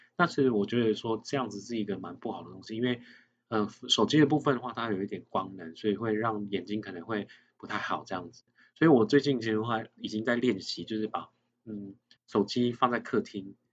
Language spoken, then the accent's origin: Chinese; Nantou County, Taiwan; 因为我像我自己本身的话是南投乡下长大的孩子